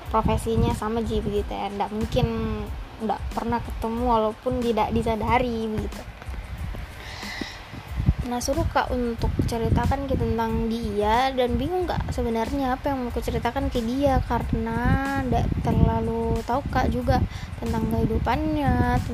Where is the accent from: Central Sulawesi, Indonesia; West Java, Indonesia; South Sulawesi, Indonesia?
South Sulawesi, Indonesia; Makassar; jadi sebenarnya aku orang Makassar ya guys. Jadi uh, ya aku bisa bicara uh, bahasa gini.